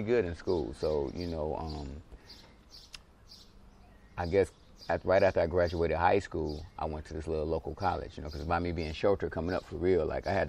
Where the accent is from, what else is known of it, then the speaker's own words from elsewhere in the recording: Detroit, Michigan, United States; I was born and raised in this actual apartment right here, man, my whole life, at least till I was like 16, 17.